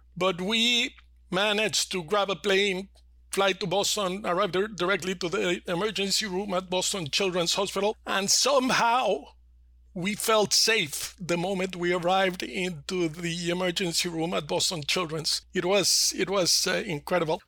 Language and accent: English; Mexico City, Mexico; I was born and raised in Mexico City.